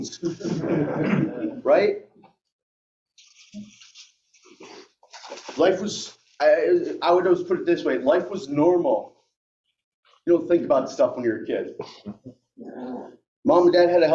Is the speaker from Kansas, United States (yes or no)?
no; upstate New York, United States; moved away as an adult; also born or lived in Albany, New York / Sherburne, New York / Cortland, New York; now in North Jersey, United States; I grew up upstate New York, so I know more about cows and chickens than people